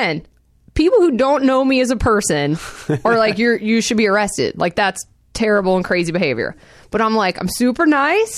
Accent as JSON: {"language": "English", "town": "Atlanta", "region": "Georgia", "country": "United States", "tie": "born or raised there", "also_born_or_lived": "Manchester, England", "accent": "southern", "moved": "as an adult", "lives_now": "Los Angeles, United States", "said": "I grew up in Atlanta"}